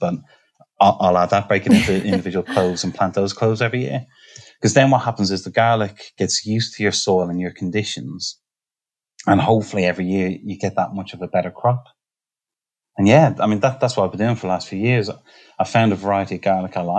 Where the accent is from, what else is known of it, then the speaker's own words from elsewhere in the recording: Ireland; now in Nottingham, United Kingdom; I'm Irish